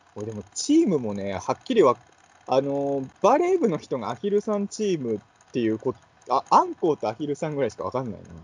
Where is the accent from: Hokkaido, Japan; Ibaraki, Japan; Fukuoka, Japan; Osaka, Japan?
Ibaraki, Japan; 僕、茨城出身の人なんで